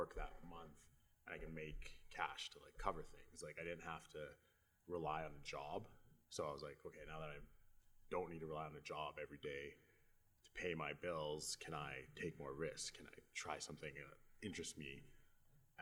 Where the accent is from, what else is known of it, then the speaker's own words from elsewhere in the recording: Edmonton, Alberta, Canada; I was born and raised in Edmonton.